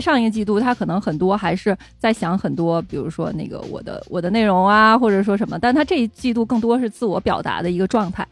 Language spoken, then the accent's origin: Chinese; China; 我们作为中国人